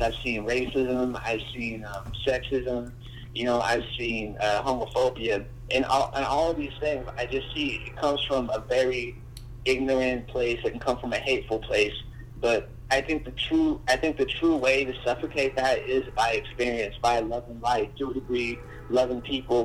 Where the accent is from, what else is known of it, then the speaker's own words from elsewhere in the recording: United States; I live in this place called San Morgan, and uh, I, I don't even, I, I want to move out, you know, because I, I've grown up here for the majority of my life